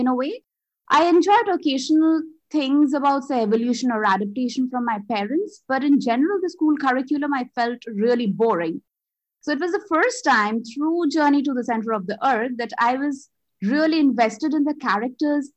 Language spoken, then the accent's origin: English; Kolkata, West Bengal, India; first language Bengali; English is a second language; moved away as an adult; now in Melbourne, Australia; I was born and brought up in Calcutta or Kolkata, which is in India, eastern zone of India. So my native language is Bengali